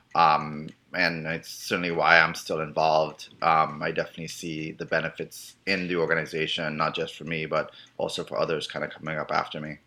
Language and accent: English; Trinidad & Tobago; moved away as an adult; also born or lived in Miami; now in United States; I'm originally from Trinidad